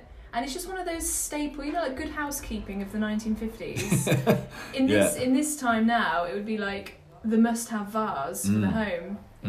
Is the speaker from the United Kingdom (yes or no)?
yes; Coventry, West Midlands, United Kingdom; because I'm from Coventry, I feel like a Birmingham accent is not too much of a reach.